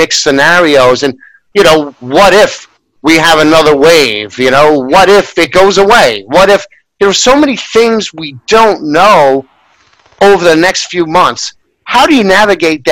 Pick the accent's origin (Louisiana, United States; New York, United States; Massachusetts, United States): New York, United States; as a New Yorker